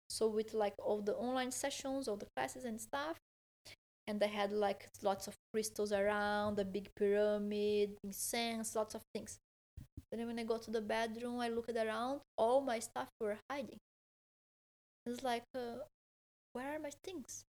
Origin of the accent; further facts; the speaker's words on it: Porto Alegre, Rio Grande do Sul, Brazil; English is a second language; now in Malaga, Spain; I'm from Porto Alegre, which is a city close to Uruguay, very south